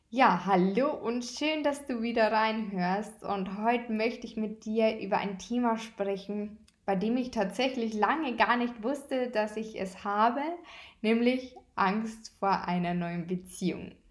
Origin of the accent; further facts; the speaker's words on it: Bavaria, Germany; Bei uns in Bayern heißt es Fasching.